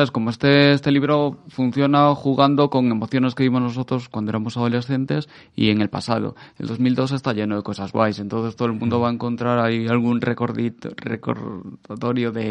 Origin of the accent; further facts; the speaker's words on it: Galicia, Spain; Me encanta, chico. Como buen gallego, me encanta.